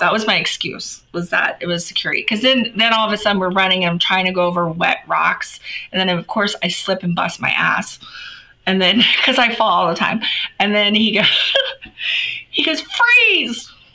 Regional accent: Florida, United States; moved away; I'm from Florida originally.

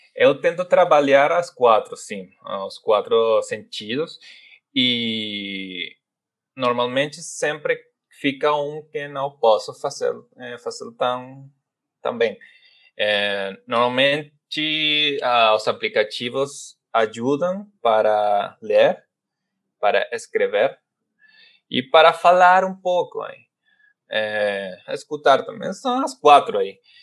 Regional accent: Venezuela; Portuguese is a second language; como venezuelano, falo assim

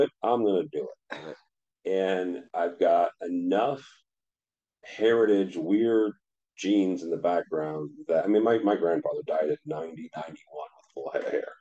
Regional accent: St. Louis, Missouri, United States; I grew up in St. Louis

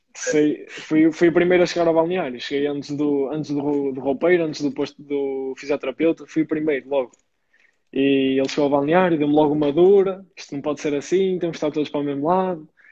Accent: Maia, Porto District, Portugal; no clube da minha terra, o Maia

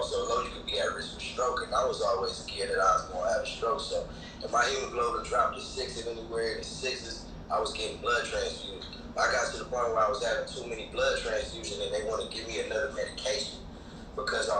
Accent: Midwest, United States; growing up in the Midwest

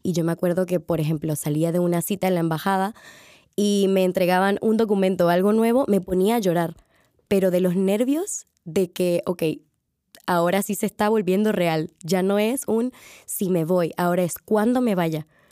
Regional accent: Panama; moved away as an adult; now in Madrid, Spain; yo vengo de Panamá

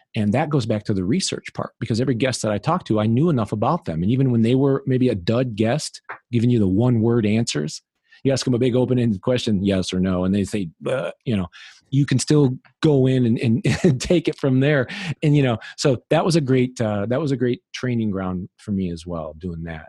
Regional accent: Illinois, United States; moved away; in Illinois, where I'm originally from

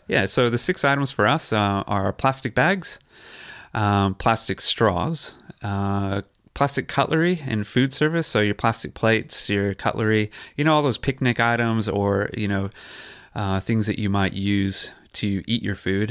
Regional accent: San Jose, California, United States; moved away as an adult; also born or lived in Queensland; now in Noosa, Australia; I grew up in San Jose, California

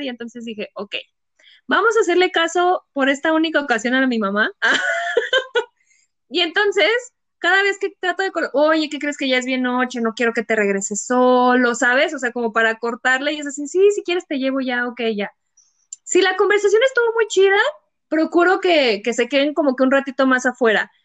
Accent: San Juan del Río, Querétaro, Mexico; yo soy de Querétaro, creo que ya todo el mundo lo sabe. Este es, bueno, más específica de San Juan del Río

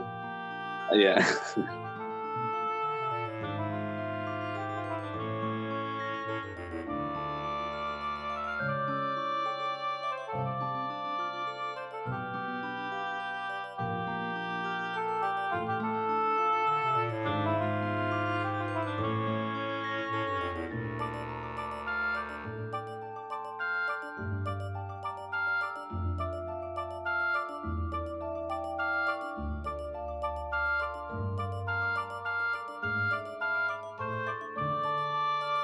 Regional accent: Seattle, Washington, United States; also born or lived in Ohio; I grew up here in the North End. I went to Roosevelt High School

